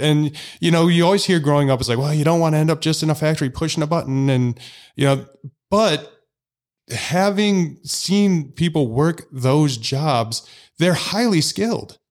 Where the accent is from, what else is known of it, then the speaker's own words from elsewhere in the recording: Illinois, United States; I'm from Illinois